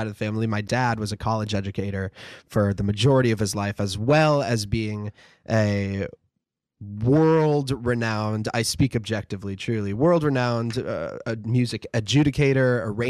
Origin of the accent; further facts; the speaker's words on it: Portage, Michigan, United States; moved away; also born or lived in Kalamazoo, Michigan / New York; But like growing up in Kalamazoo, it was amazing. I technically grew up in Portage, Michigan.